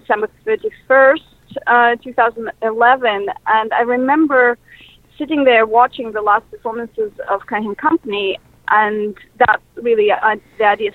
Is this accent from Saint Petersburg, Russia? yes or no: no; Moscow, Russia; English is a second language; moved away as an adult; now in United States; I was born in Moscow, and in the mid-90s, I actually moved to the United States specifically because I wanted to do cinema.